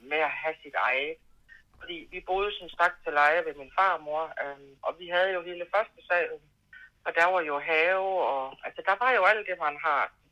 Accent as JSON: {"language": "Danish", "town": "Lund", "region": "Central Denmark Region", "country": "Denmark", "tie": "born or raised there", "also_born_or_lived": "Horsens", "said": "Halvdelen af min skoletid på Lund, og øh, resten øh, på Bangær."}